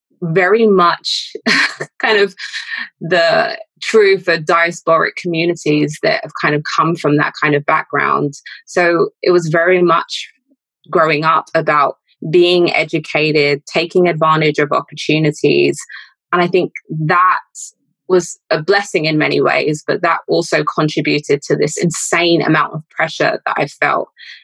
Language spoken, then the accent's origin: English; London, United Kingdom; I am Londoner born and raised